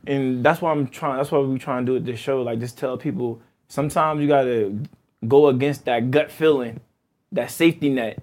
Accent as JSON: {"language": "English", "town": "East Orange", "region": "New Jersey", "country": "United States", "tie": "born or raised there", "said": "growing up in East Orange"}